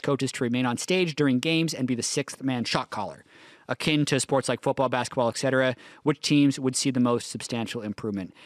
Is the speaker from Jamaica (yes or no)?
no; Canada; moved away as an adult; now in Los Angeles, United States; I grew up in Canada